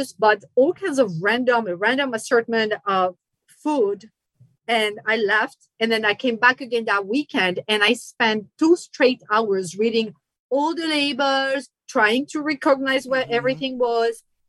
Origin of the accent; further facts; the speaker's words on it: France; English is a second language; moved away as an adult; now in United States; I'm originally from France